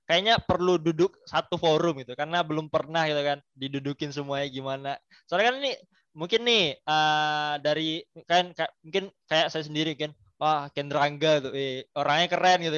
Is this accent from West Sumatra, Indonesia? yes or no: yes; West Sumatra, Indonesia; Karena gue orang Minang mungkin gue daulinnya dengan pepatah petiti Minang.